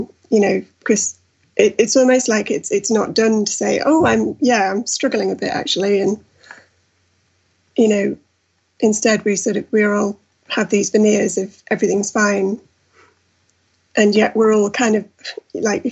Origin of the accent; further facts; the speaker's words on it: North East England, United Kingdom; now in Manchester, United Kingdom; I'm actually from the Northeast and I'm in the Northwest